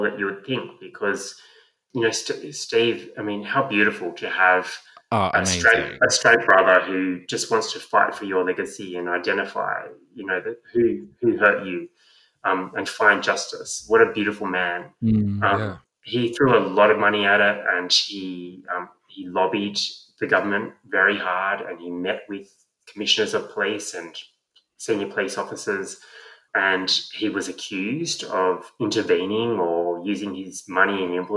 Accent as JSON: {"language": "English", "town": "Sydney", "region": "New South Wales", "country": "Australia", "tie": "born or raised there", "said": "I grew up in Lane Cove."}